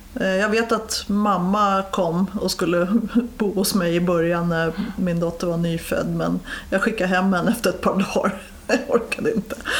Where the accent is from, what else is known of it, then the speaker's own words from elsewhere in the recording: Stockholm, Stockholm County, Sweden; jag är uppväxt i de södra förorterna, i Årsta